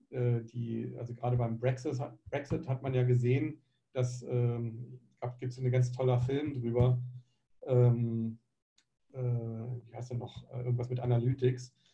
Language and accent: German; Germany; also ich bin in einem, in Deutschland groß geworden